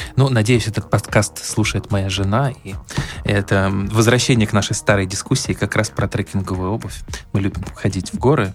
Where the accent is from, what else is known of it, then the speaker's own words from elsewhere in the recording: Arkhangelsk Oblast, Russia; я, поскольку вырос в Архангельской области, я примерно представляю, что такое северная природа